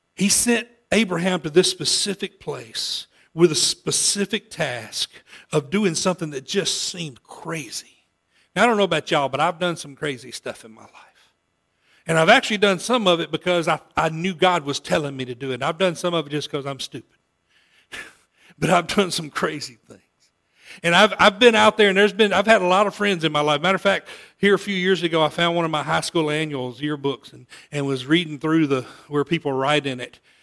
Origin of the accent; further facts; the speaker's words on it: Olive Branch, Mississippi, United States; moved away; I grew up in Olive Branch, moved away, came back a few times